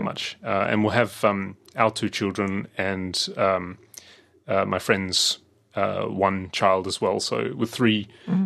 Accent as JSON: {"language": "English", "town": "Adelaide", "region": "South Australia", "country": "Australia", "tie": "born or raised there", "also_born_or_lived": "London", "said": "when I was growing up in Adelaide"}